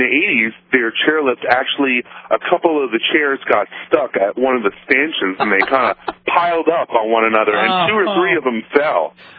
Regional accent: Vermont, United States; moved away as an adult; I grew up skiing in Vermont back east

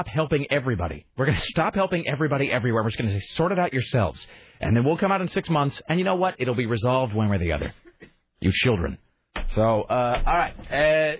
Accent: United States; I'm an American

